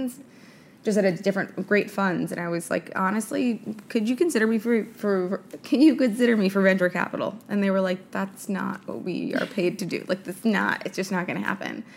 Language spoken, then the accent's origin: English; New York City, New York, United States; born and raised in New York City